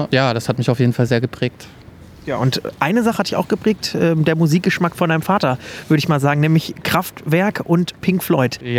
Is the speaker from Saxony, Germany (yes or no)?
yes; Leipzig, Saxony, Germany; In meiner Heimatstadt in Leipzig, genau.